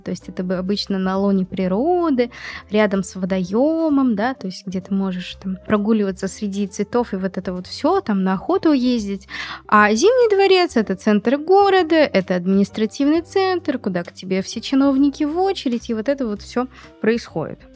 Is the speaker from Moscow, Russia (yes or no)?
no; Magnitogorsk, Chelyabinsk Oblast, Russia; в моем родном городе, городе Магнитогорске